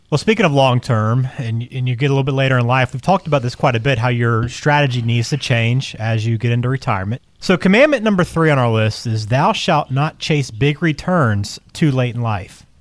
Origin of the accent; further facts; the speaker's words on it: the South, United States; as a Southerner